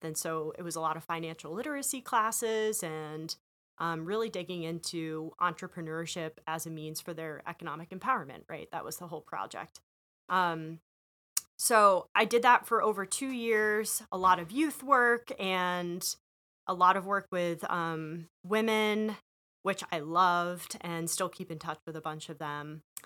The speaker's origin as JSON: {"language": "English", "region": "Western Massachusetts", "country": "United States", "tie": "born or raised there", "also_born_or_lived": "Rhode Island / Chicago", "moved": "as an adult", "said": "I'm born and raised in Western Massachusetts"}